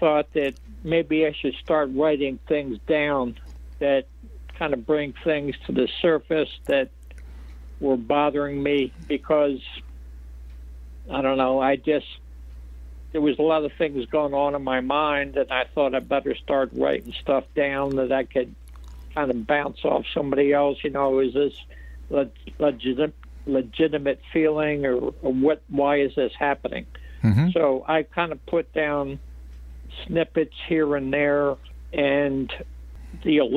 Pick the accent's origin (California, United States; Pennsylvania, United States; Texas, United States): Pennsylvania, United States; Philadelphia; also born or lived in Florida; I grew up in Philly and in a section of town called Fishtown.